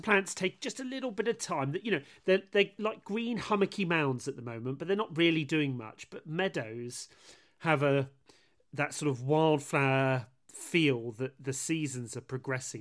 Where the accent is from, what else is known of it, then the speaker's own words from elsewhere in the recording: West Country, South West England, United Kingdom; I'm from the West Country and we're very unpronounceable down here